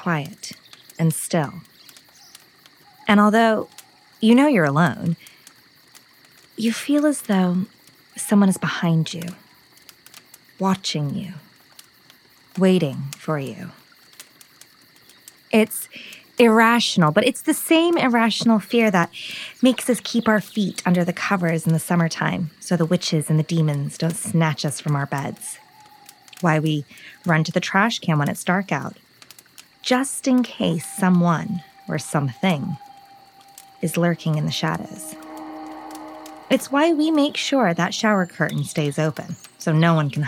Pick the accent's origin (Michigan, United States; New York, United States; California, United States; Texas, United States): California, United States; Southern; moved away as an adult; also born or lived in England; now in London, United Kingdom; I was born in England and currently live in London, I was raised and spent most of my life in Southern California